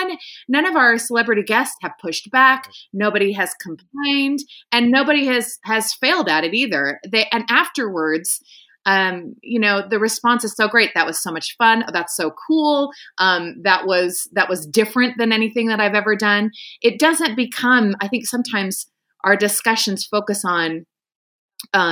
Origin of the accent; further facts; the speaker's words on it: Nebraska, United States; growing up in Nebraska, which was a very religious community